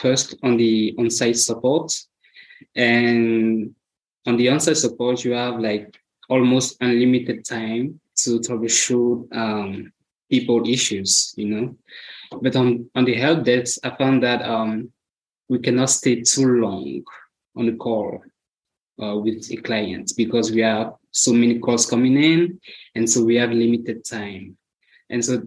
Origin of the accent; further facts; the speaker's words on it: Cameroon; moved away as an adult; now in United States; I'm from Cameroon. I've been in the US for 8 years now